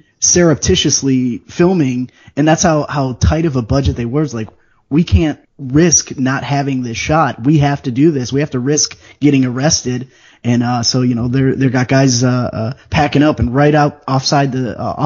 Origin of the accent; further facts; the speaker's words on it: Chicago, Illinois, United States; And I grew up in Chicago.